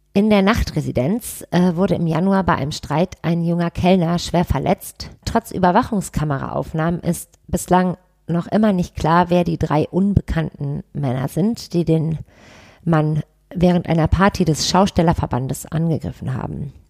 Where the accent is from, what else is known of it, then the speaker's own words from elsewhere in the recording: Düsseldorf, North Rhine-Westphalia, Germany; ich komme aus Düsseldorf